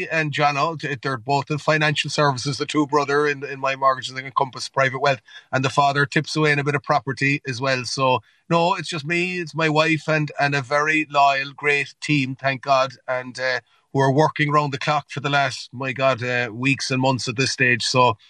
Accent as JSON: {"language": "English", "country": "Canada", "tie": "born there", "said": "and I was born in Canada, actually, and I used the Canadian connection"}